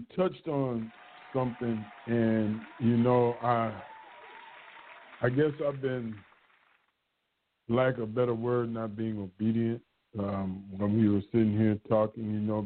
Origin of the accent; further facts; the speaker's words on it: United States; me being a black male growing up in America